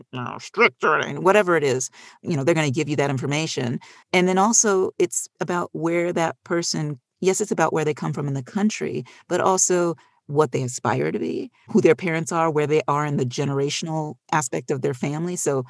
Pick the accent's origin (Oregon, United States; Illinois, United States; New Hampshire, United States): Illinois, United States; Chicago; moved away as an adult; also born or lived in New York; I'm from Chicago originally. I went to, as was mentioned, New York University.